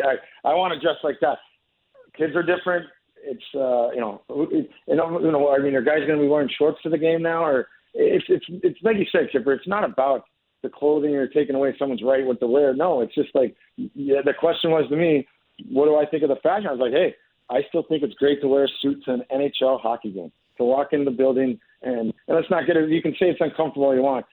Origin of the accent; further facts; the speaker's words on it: Alaska, United States; moved away; There were six Alaskan kids that I grew up with.